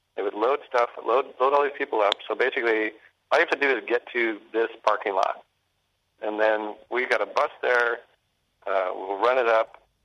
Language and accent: English; Bozeman, Montana, United States; I grew up in Bozeman at higher elevation